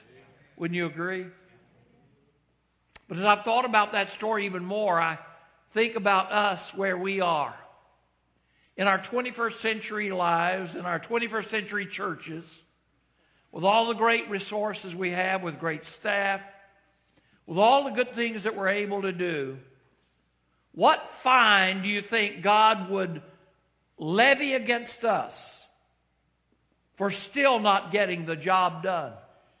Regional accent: North Carolina, United States; I grew up in North Carolina, which is not deep, deep, deep south, but far enough. But I've lived all over the nation.

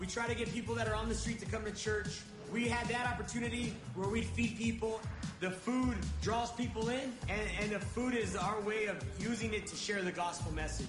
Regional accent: Sanger, United States; I grew up in Sanger.

